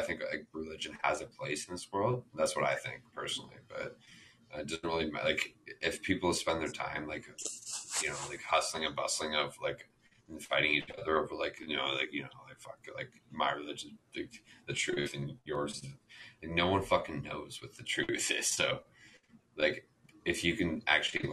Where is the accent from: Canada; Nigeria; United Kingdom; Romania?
Canada; also born or lived in Midland, Ontario / Peterborough, Ontario; I live in Canada, right? Like, I was raised in Canada.